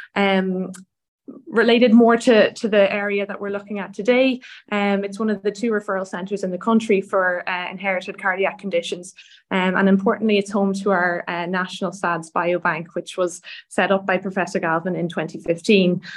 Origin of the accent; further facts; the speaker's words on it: Donegal, Ulster, Ireland; now in Dublin, Ireland; I grew up in in Donegal, which is the north of the the country with a lot of lovely beaches.